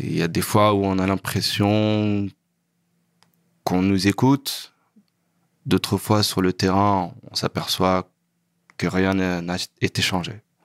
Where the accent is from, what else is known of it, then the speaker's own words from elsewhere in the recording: Sarcelles, Île-de-France, France; also born or lived in Saint-Denis; je suis né à Saint-Denis, mais j'ai grandi à Sarcelles